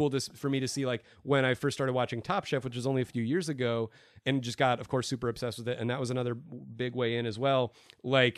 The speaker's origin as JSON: {"language": "English", "region": "Arizona", "country": "United States", "said": "I'm from Arizona"}